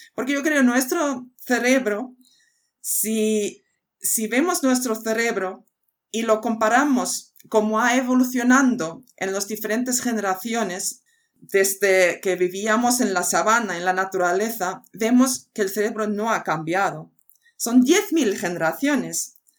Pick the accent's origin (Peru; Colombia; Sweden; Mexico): Sweden; also born or lived in United States; now in Spain; Yo soy muy sueca, eh, es decir, que he nacido en una isla y he aprendido a aprender con los elementos de la naturaleza y el clima que tenemos allí. Y esto significa de siete años coger la bicicleta en la oscuridad a volver a casa